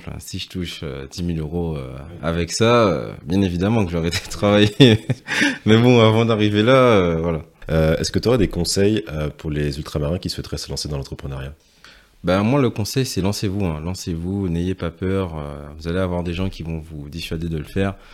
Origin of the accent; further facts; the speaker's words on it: Guadeloupe, France; c'est vrai que moi chez, chez moi en Guadeloupe, euh, mes parents faisaient souvent des, euh, racines, donc c'est-à-dire igname, mater, voilà les, les, plats typiques de chez nous locaux.